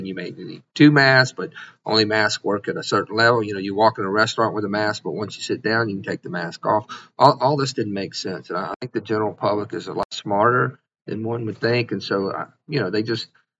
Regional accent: Mississippi, United States; I've been a doctor here for 25 years. I'm born and raised in Mississippi.

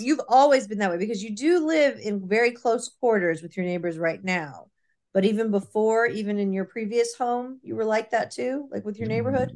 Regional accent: Irving, Texas, United States; we grew up in Irving

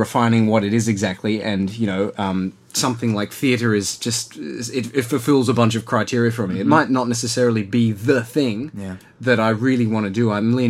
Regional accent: Blue Mountains, New South Wales, Australia; moved away; Yeah, I grew up in the Blue Mountains, which is sort of the Ulu of Sydney in a way.

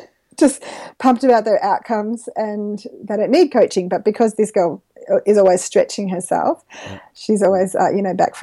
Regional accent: Gilgandra, New South Wales, Australia; also born or lived in Dubbo; grew up in country New South Wales with a family of connectors while I'm on that subject. My parents have a farm at Gilgandra, and so I've always lived in the region

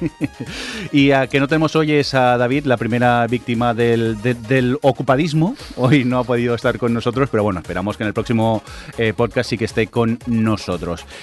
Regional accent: Barcelona, Catalonia, Spain; los que somos de Barcelona

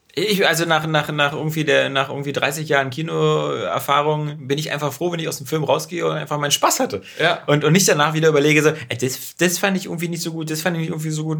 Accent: Berlin, Germany; wir sind ja beide Berliner

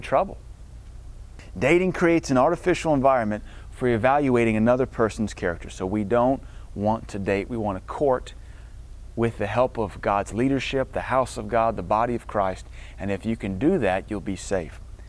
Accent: Deep South, United States; I'm from Deep South

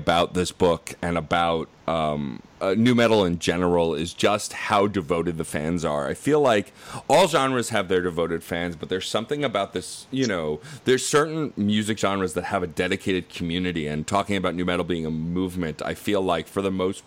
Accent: United States; growing up in America myself

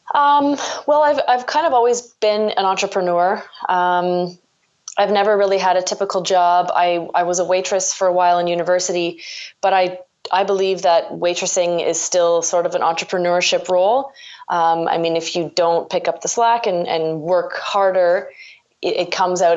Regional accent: Ontario, Canada; I'm from Ontario

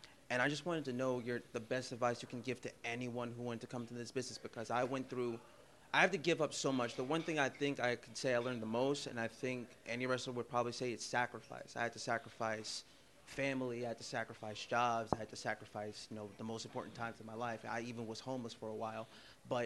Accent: New York City, New York, United States; I am from Queens, New York.

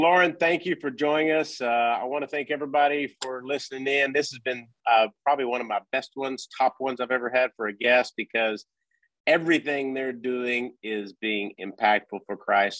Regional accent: Wichita Falls, Texas, United States; I'm actually from the Wichita Falls area

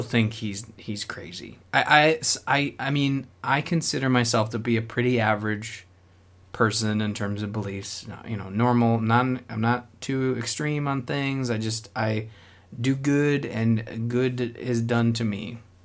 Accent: Canada; I'm Canadian

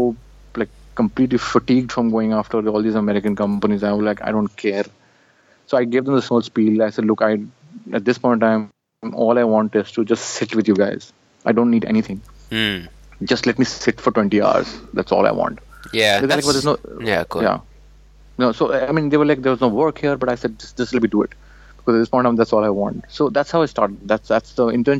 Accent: India; moved away as an adult; I come from India

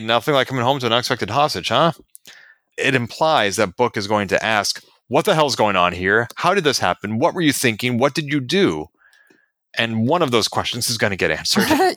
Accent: United States; I am an American

